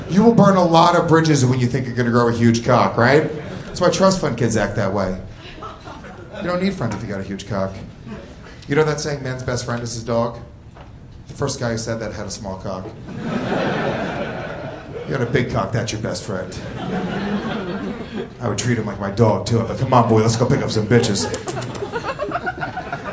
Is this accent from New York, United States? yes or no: yes; Rockland County, New York, United States; born or raised there